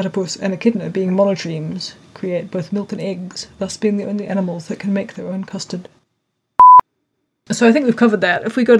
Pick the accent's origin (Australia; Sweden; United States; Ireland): Australia; moved away; I was amazed at how many of them I'd never heard of, and I'm Australian.